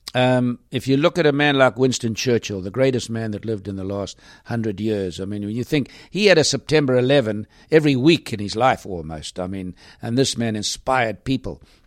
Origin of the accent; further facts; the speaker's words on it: South Africa; I was from South Africa